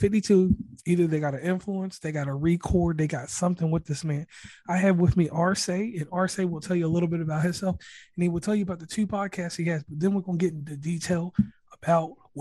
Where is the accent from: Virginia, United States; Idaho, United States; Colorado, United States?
Virginia, United States; Lynchburg; I'm actually from Lynchburg, Virginia